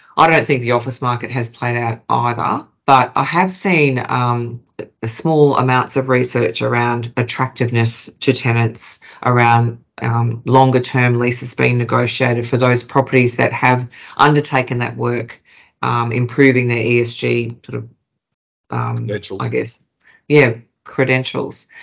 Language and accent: English; Queensland, Australia; now in Melbourne, Australia; I'm a Queenslander that's moved to Melbourne.